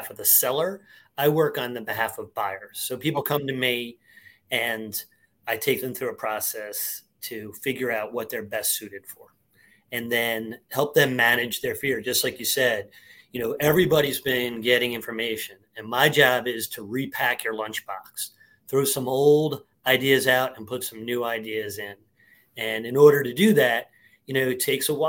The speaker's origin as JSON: {"language": "English", "region": "New York", "country": "United States", "tie": "born or raised there", "moved": "as an adult", "lives_now": "Philadelphia, United States", "said": "I grew up in New York. My wife's from Philly and we moved down here to help out with her family"}